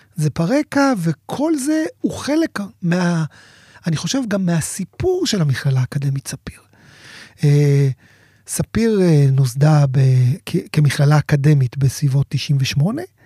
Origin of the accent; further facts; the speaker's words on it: Sderot, Southern District, Israel; אני יליד שדרות, והמשפחה שלי גרה בשדרות